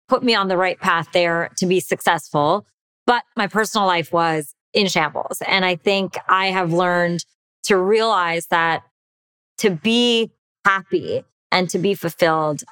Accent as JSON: {"language": "English", "country": "United States", "tie": "born or raised there", "said": "by being Indian and American growing up here."}